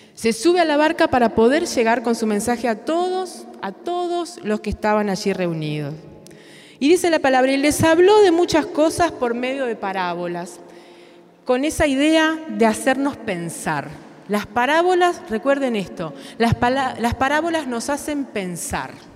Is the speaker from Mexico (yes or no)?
no; Uruguay; vengo de Uruguay